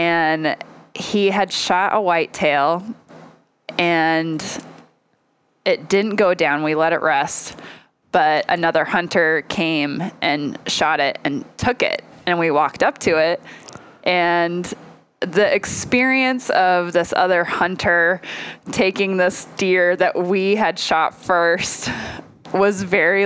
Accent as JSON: {"language": "English", "town": "Lewiston", "region": "Idaho", "country": "United States", "tie": "born or raised there", "said": "I grew up in Lewiston, Idaho"}